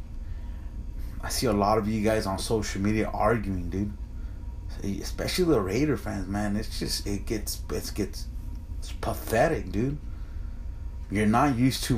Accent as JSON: {"language": "English", "country": "United States", "said": "me and my brother are both Mexican Americans."}